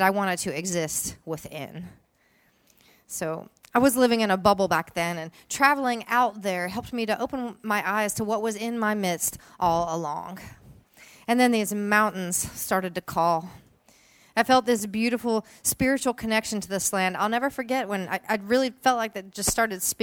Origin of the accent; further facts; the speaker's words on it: Princeton, West Virginia, United States; moved away as an adult; I grew up in Princeton in Mercer County